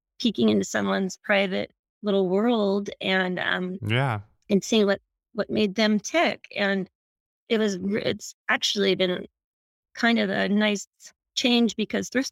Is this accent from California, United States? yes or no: yes; Anderson, California, United States; moved away as an adult; also born or lived in Sacramento; now in Southern California, United States; I grew up in Northern California, a little town called Anderson